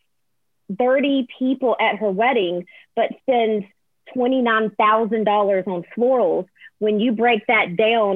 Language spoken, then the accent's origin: English; Alabama, United States; also born or lived in Nashville; I'm born and raised in Alabama.